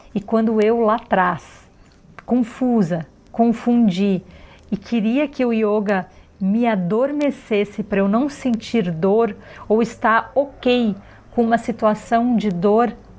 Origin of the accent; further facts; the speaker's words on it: Florianópolis, Santa Catarina, Brazil; Eu nasci em Florianópolis num lugar de praias maravilhosas